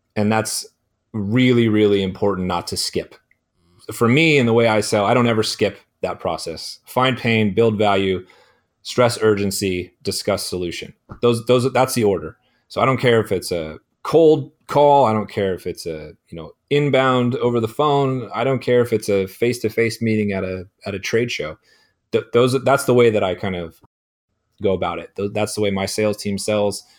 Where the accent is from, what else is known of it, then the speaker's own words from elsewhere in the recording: Chico, California, United States; also born or lived in San Francisco Bay Area / Arizona; my hometown in Chico, uh, California